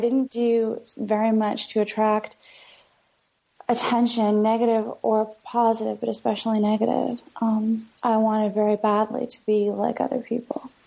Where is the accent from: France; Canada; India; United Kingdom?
Canada; London, Ontario; moved away as an adult; also born or lived in Kingston, Ontario / Toronto, Ontario; now in New York, United States; where I'm from is uh, London, Ontario, which is two hours away from Toronto